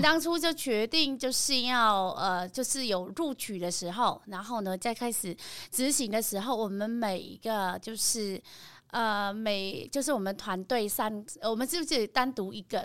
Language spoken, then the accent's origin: Chinese; Northern Vietnam, Vietnam; first language Vietnamese; Chinese is a second language; moved away as an adult; now in Taiwan; 我们家的那个，就是我们住在东北的地方，那个地方，我们县的话，我们县是专门就是种了肉桂